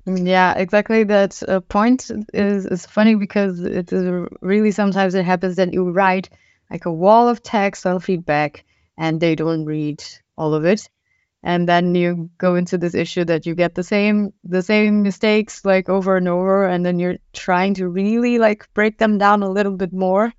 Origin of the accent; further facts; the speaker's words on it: Brazil; now in Germany; I am from Brazil